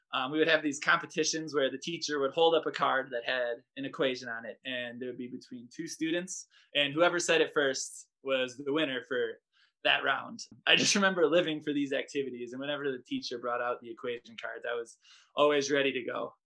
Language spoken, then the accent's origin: English; Reedsburg, Wisconsin, United States; I grew up in Reedsburg, Wisconsin